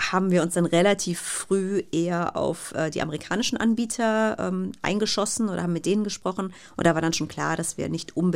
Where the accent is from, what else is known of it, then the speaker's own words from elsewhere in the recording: Bergisch Gladbach, North Rhine-Westphalia, Germany; Also ich hatte ein Fernglas, mit dem saß ich dann auch regelmäßig im Garten bei uns in Bergisch Gladbach.